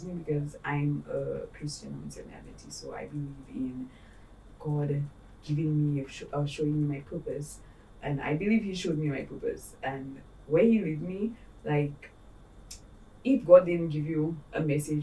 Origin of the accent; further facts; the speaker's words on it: St. Lucia; And I'm Saint Lucian. I am from the Caribbean.